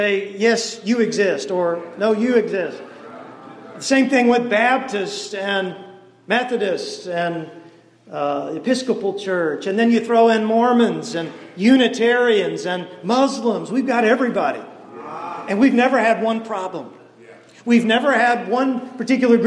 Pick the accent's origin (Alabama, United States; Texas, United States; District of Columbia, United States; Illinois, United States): Texas, United States; East; now in Shreveport, United States; I grew up in East Texas